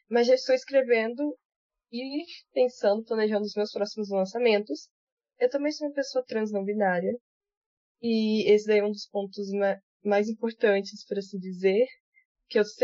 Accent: Vitória, Espírito Santo, Brazil; tenho 20 anos, sou do Espírito Santo, Sou da capital, é, Vitória do Espírito Santo.

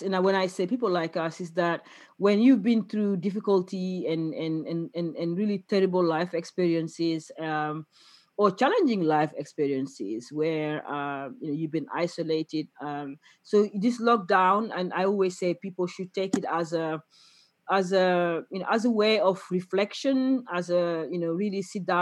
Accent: Senegal; I'm from Senegal

